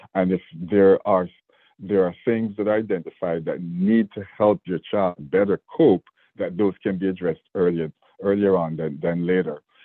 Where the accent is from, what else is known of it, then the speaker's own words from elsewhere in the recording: Jamaica; moved away as an adult; now in Georgia, United States; I have an accent, and I was born in Jamaica, so I came here as a as a young man